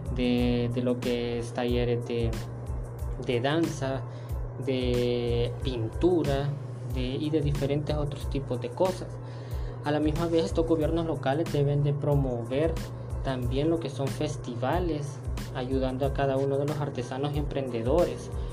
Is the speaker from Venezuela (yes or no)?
no; El Salvador; como salvadoreños que somos